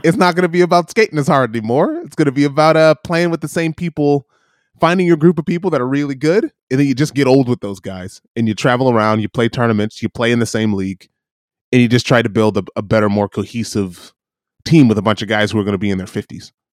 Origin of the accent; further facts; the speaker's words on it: Michigan, United States; growing up in Michigan